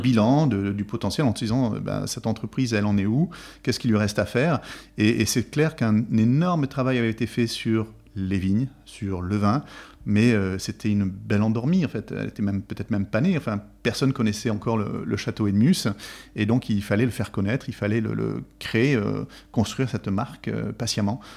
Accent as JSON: {"language": "French", "town": "Bergerac", "region": "Nouvelle-Aquitaine", "country": "France", "tie": "born or raised there", "said": "je suis originaire de, donc de Bergerac"}